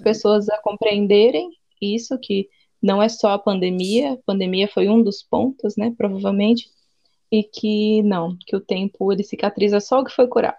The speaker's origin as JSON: {"language": "Portuguese", "region": "interior of São Paulo", "country": "Brazil", "moved": "yes", "lives_now": "Aracaju, Brazil", "said": "Eu sou do interior de São Paulo, atualmente moro em Aracaju, no Nordeste"}